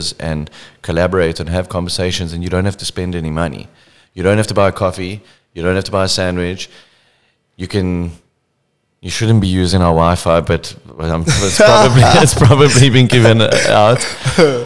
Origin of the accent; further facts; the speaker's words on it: South Africa; we are all South African